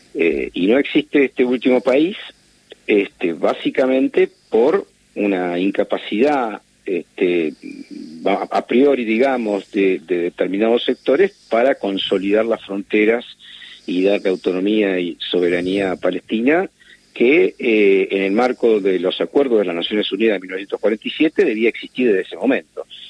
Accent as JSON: {"language": "Spanish", "country": "Argentina", "said": "como argentino y como judío"}